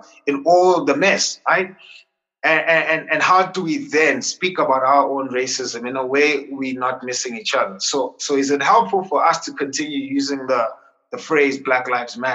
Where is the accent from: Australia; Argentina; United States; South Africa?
South Africa; as a South African, so let me qualify that and say, as a South African, a Christian Black South African